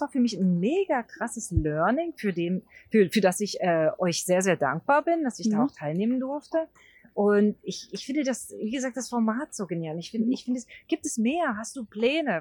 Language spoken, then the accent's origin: German; Brandenburg, Germany; Also fast in der Nähe von Brandenburg, da wo ich mhm. herkomme